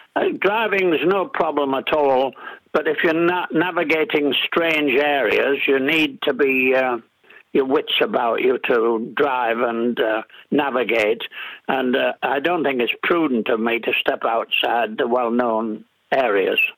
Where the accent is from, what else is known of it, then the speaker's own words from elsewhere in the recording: Middlesbrough, North East England, United Kingdom; accent: English; now in New Zealand; I was born in Middlesbrough in Yorkshire, which is a steel town and uh, my father was a steelworks manager there